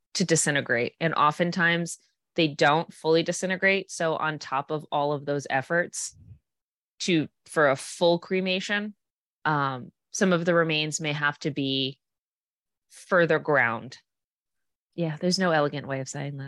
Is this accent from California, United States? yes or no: no; Massachusetts, United States; I'm from Mass